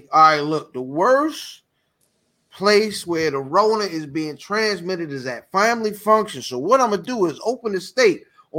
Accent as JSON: {"language": "English", "town": "Severn", "region": "Maryland", "country": "United States", "tie": "born or raised there", "said": "my hometown of Severn."}